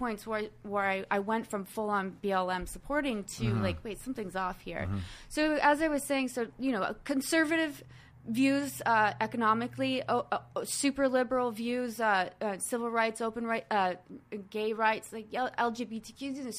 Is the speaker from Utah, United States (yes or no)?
no; Arizona, United States; I grew up in Arizona. I grew up in many places all over the country and the world